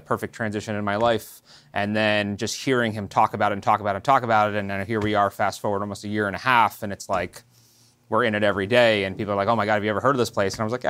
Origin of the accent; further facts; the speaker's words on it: Yorktown Heights, New York, United States; So I grew up right here in Westchester in a town called Yorktown Heights